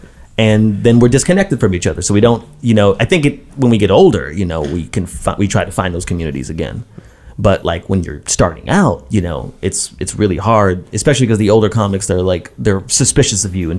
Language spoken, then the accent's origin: English; Brooklyn, New York, United States; Like, you grew up in Brooklyn, I grew up in Brooklyn.